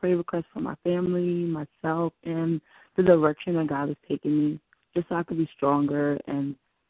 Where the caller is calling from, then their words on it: New Jersey, United States; I'm calling from Jersey.